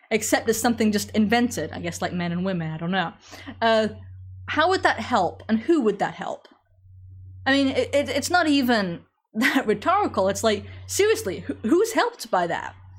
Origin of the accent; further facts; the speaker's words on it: England, United Kingdom; moved away; growing up in England